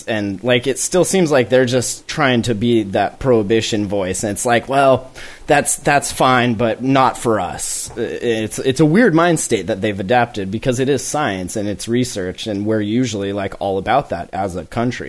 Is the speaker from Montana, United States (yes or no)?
yes; Montana, United States; now in Washington, United States; like I came from Montana to come work in the cannabis industry here in Washington